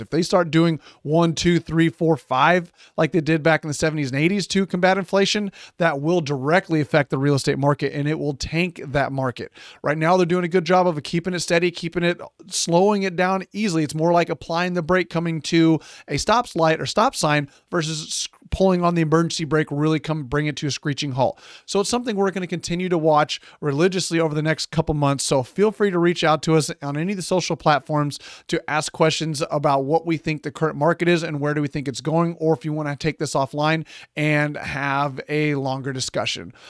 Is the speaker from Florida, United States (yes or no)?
no; San Antonio, Texas, United States; my hometown of San Antonio